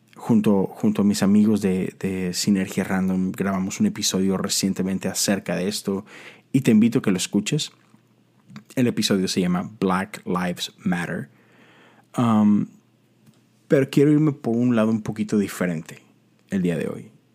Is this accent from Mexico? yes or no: yes; Monterrey, Nuevo León, Mexico; moved away as an adult; now in Houston, United States; yo soy de Monterrey, Nuevo León. Eh, eso está en México